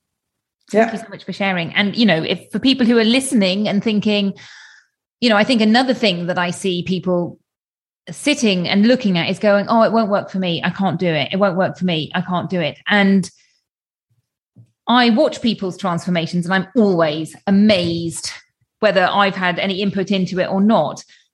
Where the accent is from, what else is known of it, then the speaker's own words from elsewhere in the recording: United Kingdom; which is, you know, as a British person, blue skies are always going to be a treat.